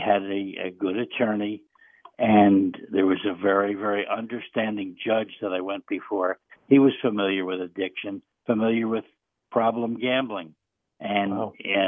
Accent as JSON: {"language": "English", "town": "Union City", "country": "United States", "tie": "born or raised there", "said": "I grew up in Union City"}